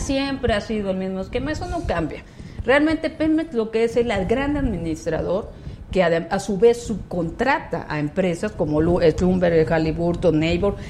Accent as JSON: {"language": "Spanish", "town": "Ciudad del Carmen", "region": "Campeche", "country": "Mexico", "said": "yo vengo de Campeche, yo soy de Ciudad del Carmen, un estado petrolero"}